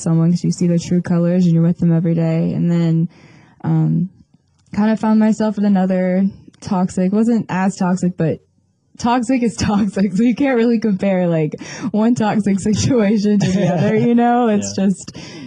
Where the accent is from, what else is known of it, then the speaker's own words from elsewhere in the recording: Panama City Beach, Florida, United States; I am from Panama City Beach, Florida